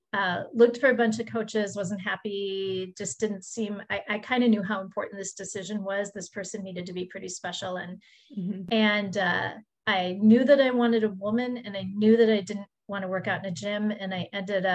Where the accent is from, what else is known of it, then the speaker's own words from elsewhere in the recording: Midwest, United States; where I grew up in the Midwest